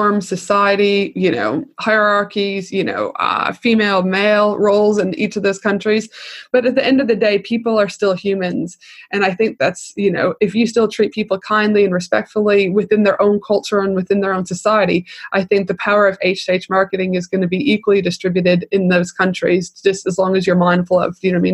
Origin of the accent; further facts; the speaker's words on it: Canada; I'm from Canada.